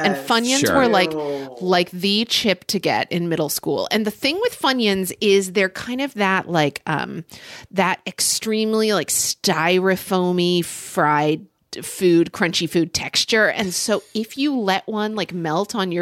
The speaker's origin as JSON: {"language": "English", "town": "Oklahoma City", "region": "Oklahoma", "country": "United States", "tie": "born or raised there", "said": "I grew up in Oklahoma City, Oklahoma"}